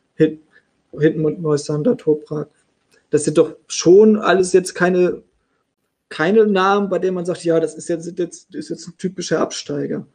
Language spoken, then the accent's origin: German; the North, Northern Germany, Germany; Ich komme ja aus dem Norden. Da war Bremen immer so der nächste Bundesliga-Verein